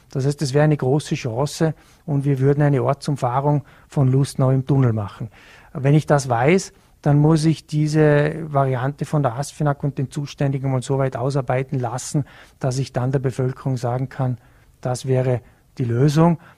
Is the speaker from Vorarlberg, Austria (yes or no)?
yes; Bregenz, Vorarlberg, Austria; Ich bin ja in, in Bregenz aufgewachsen, habe in Hart auch Sport betrieben